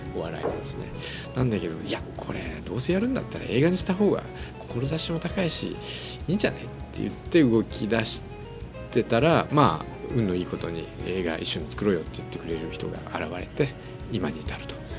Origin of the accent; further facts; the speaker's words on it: Fukuoka, Japan; also born or lived in Kobe; 福岡出身で